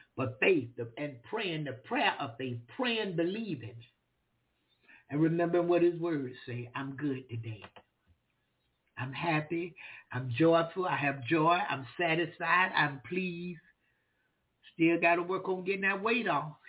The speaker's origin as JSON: {"language": "English", "region": "Florida", "country": "United States", "said": "I'm a preacher from Florida"}